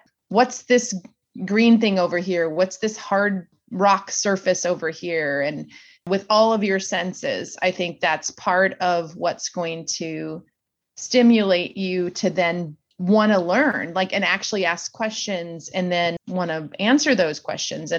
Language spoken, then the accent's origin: English; Minnesota, United States; moved away; also born or lived in Lawrence, Kansas; I was born in Minnesota, went through public school, and then moved to Lawrence, Kansas